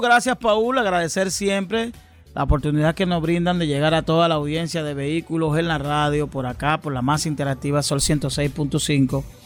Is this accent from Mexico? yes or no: no; Dominican Republic; los dominicanos